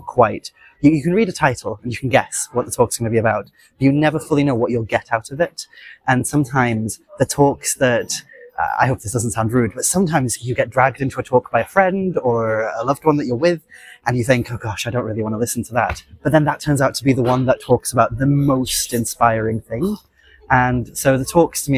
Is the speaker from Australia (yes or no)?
no; Welsh, Wales, United Kingdom; being a Welsh witch